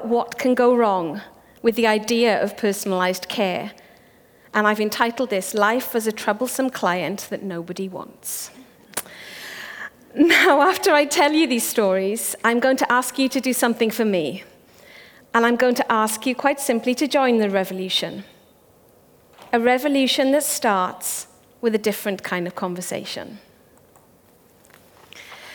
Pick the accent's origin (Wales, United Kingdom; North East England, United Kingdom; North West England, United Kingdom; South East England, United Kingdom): Wales, United Kingdom; first language Welsh; English is a second language; growing up in Wales